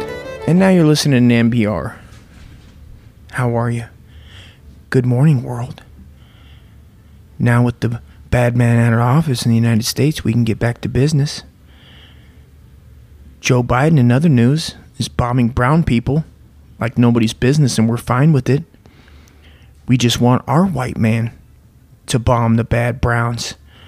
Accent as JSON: {"language": "English", "country": "Ireland", "said": "You know, what? I'm Irish. You can't make fun of Irish. I'm Irish."}